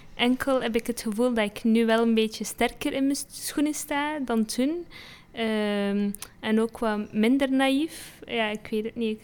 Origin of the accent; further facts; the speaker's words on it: Belgium; mijn ouders komen uit Marokko. Eh, dus en ik ben de, eh, dan in België geboren.